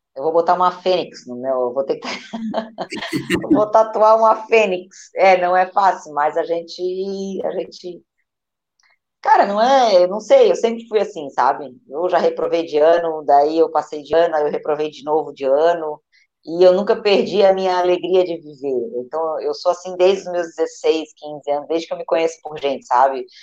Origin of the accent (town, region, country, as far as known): Brazil